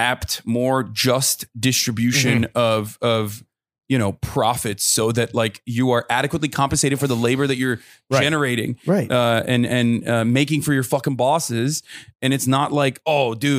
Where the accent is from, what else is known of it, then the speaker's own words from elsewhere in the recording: Turkey; moved away as an adult; now in United States; I grew up in Turkey.